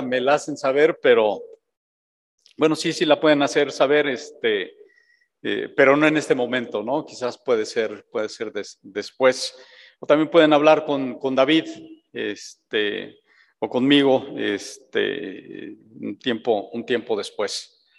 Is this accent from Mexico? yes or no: yes; Mexico